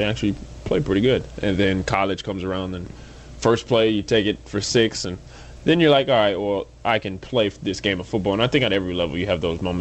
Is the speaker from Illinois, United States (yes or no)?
no; Phoenix, Arizona, United States; grew up in Phoenix